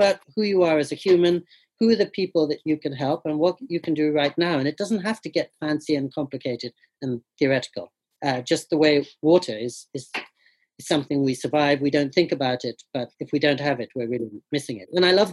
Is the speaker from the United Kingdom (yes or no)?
yes; England, United Kingdom; now in California, United States; they were from India, but I was born and grew up in England